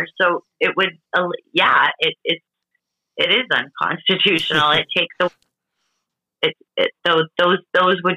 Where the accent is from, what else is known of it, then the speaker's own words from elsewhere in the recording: Canada; also born or lived in Portugal (ancestry); I was born in Canada